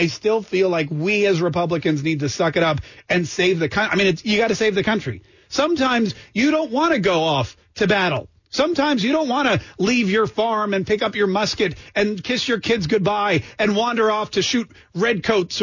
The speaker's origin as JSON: {"language": "English", "region": "Florida", "country": "United States", "moved": "yes", "said": "I come from Florida, home of Marco Rubio"}